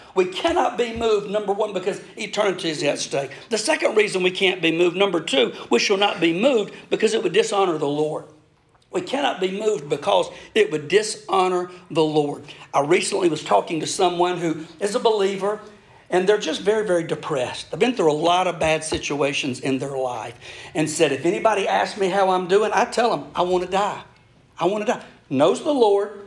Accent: United States; moved away; in my hometown. Jimmy Black is a bivocational pastor, and I preach for him in his church there in Wilcox County

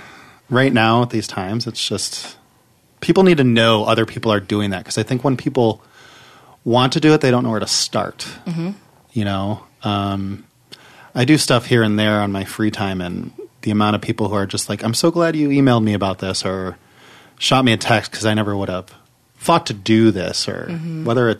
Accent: Cleveland, Ohio, United States; moved away as an adult; now in Los Angeles, United States; I'm from Cleveland. I've lived in LA a decade.

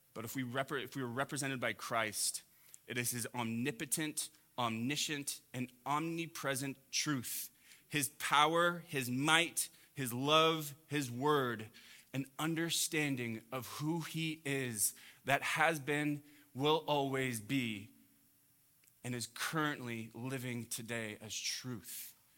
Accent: Huntington Beach, California, United States; growing up in Orange County, I grew up in Huntington Beach

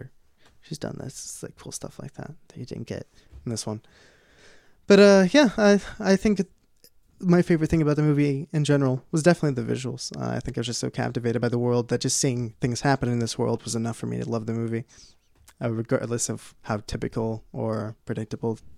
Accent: Minnesota, United States; I am from Minnesota.

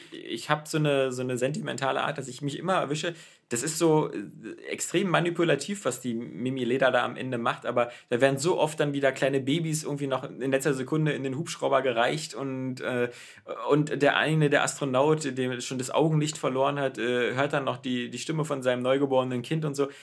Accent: Berlin, Germany; ich bin selber ähm, in West-Berlin aufgewachsen. Ich bin ja in West-Berlin geboren.

